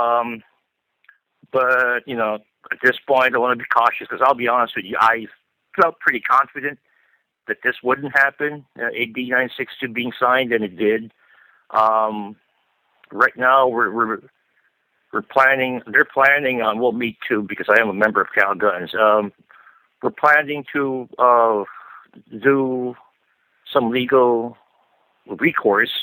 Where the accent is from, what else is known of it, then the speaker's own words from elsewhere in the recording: Philippines; now in California, United States; I live out here in California, but no, I didn't grow up here. Came from the Philippines myself.